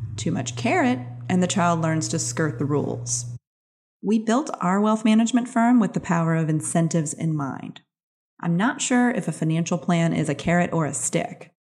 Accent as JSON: {"language": "English", "town": "New Orleans", "region": "Louisiana", "country": "United States", "tie": "born or raised there", "said": "My hometown, New Orleans"}